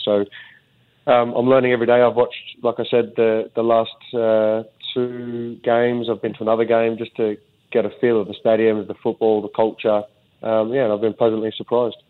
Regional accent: Australia; also born or lived in Sunderland, England; now in Singapore; as you do as an Aussie

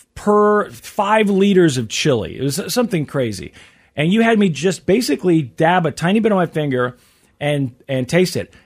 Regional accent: Midwest, United States; I'm from the Midwest

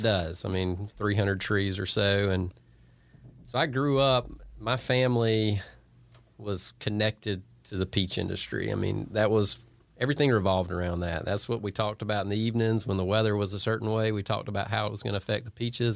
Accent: Franklin County, Northeast Georgia, United States; I grew up in Franklin County, up in Northeast Georgia.

